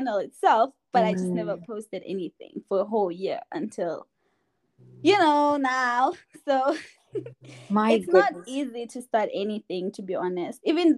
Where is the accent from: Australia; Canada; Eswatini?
Eswatini; now in Colorado, United States; I am from the Kingdom of Eswatini, but currently live in Colorado in the U.S.